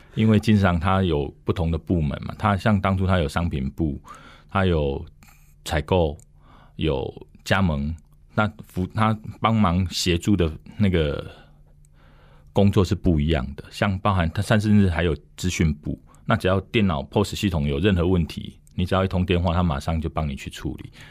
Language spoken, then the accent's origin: Chinese; Dongshi, Taichung, Taiwan; 我是土生土长的东市人